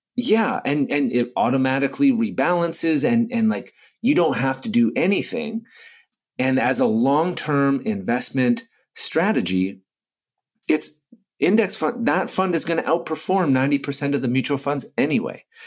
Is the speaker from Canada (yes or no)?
yes; Canada; I'm Canadian